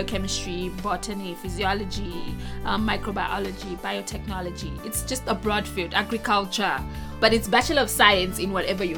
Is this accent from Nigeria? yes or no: yes; Nigeria; moved away; I'm Nigerian